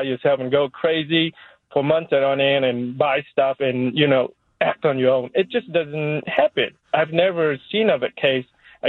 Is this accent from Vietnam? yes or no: yes; Vietnam; now in United States; I came from Vietnam, and in Vietnam, everybody knows everybody.